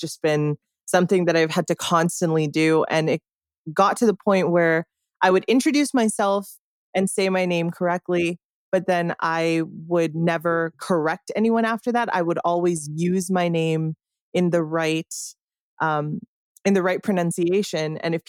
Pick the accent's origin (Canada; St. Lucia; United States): Canada; And so as a Canadian, I don't have much say. I just, you know, I exist outside of this sphere